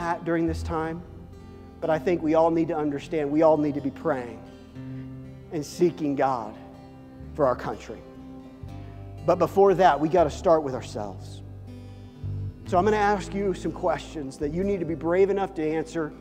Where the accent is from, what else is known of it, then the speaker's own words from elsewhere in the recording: Midwest, United States; moved away; I came from the Midwest